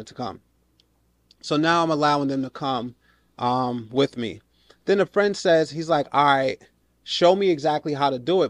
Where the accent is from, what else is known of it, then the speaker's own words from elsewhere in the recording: New York, United States; So I'm a New Yorker, right?